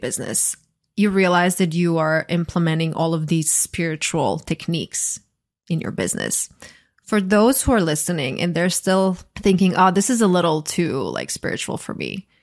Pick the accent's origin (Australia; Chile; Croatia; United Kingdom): Croatia; I grew up in a small country. I'm from Croatia